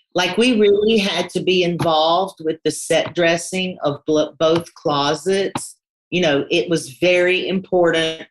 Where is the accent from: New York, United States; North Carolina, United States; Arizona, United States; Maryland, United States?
North Carolina, United States; moved away as an adult; also born or lived in London; I am from North Carolina, and I was kind of the black sheep of my family